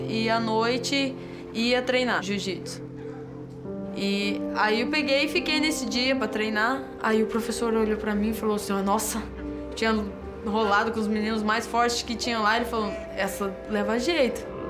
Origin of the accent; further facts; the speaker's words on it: Moarama, Paraná, Brazil; Eu nasci em Moarama, no Paraná. Ia de ônibus para a escola de manhã